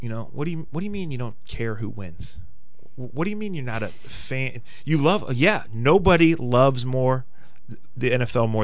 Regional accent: Akron, Ohio, United States; We're both from Akron.

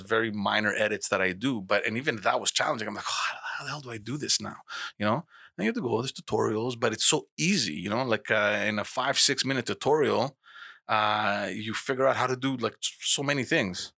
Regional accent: Montreal, Quebec, Canada; growing up in Montreal

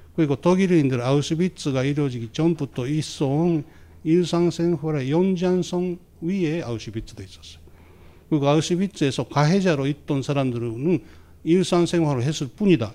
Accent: Japan; 제가 막 일본의 소수자로 일본의사회에서 자랐다

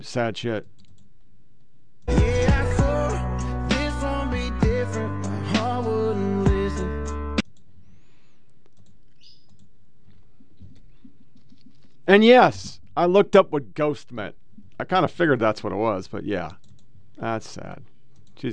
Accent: Oregon, United States; moved away; also born or lived in Southern United States; born and raised in Oregon

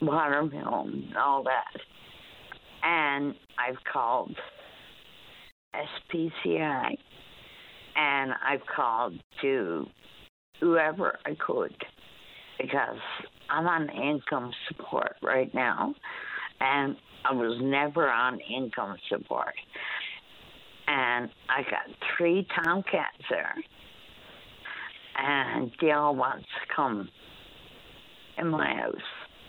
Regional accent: Newfoundland and Labrador, Canada; now in Gull Island, Canada; I'm from Central.

